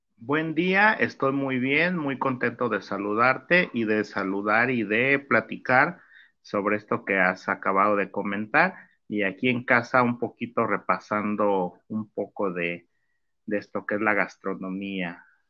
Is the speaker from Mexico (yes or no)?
yes; Tuxpan, Jalisco, Mexico; el trabajo de mi pueblo Tuxpan, Jalisco